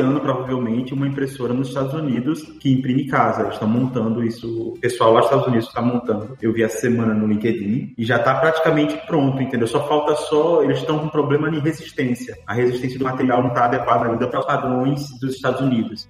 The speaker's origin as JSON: {"language": "Portuguese", "town": "Aracaju", "region": "Sergipe", "country": "Brazil", "tie": "born or raised there", "also_born_or_lived": "Rio de Janeiro", "moved": "as an adult", "lives_now": "Dublin, Ireland", "said": "eu nasci no Rio de Janeiro, mas eu passei só um ano morando lá, não lembro. Depois disso, minha mãe se mudou com meu pai para uma cidade chamada Aracaju. Aracaju é a capital do menor estado do Nordeste e eu passei lá 23 anos seguidos"}